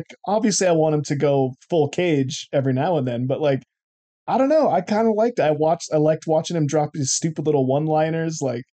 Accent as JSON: {"language": "English", "region": "California", "country": "United States", "said": "I'm just like, I'm from California."}